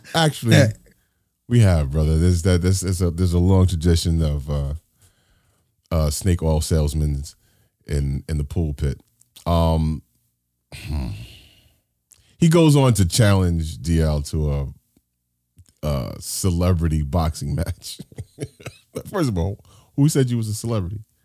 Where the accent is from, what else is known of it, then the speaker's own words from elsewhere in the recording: New York City, New York, United States; I grew up here in New York City.